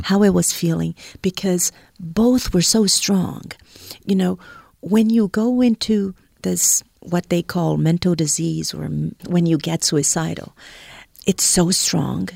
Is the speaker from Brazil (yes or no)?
yes; Brazil; moved away as an adult; also born or lived in Boston; I am originally from Brazil